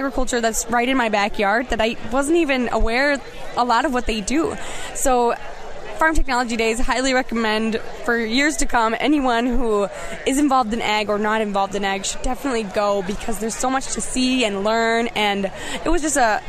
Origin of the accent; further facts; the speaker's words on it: Chippewa Falls, Wisconsin, United States; I'm from Chippewa Falls, grew up on a dairy farm